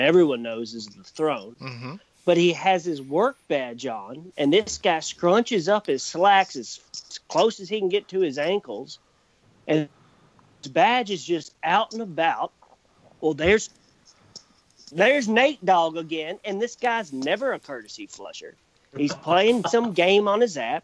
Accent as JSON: {"language": "English", "region": "Kentucky", "country": "United States", "tie": "born or raised there", "said": "born and raised in Kentucky, probably going to die here."}